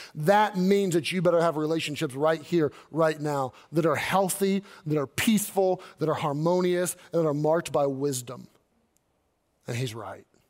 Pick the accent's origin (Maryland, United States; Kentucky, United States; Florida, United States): Kentucky, United States; moved away as an adult; also born or lived in Arkansas / Southern California / Northern California; I grew up in Kentucky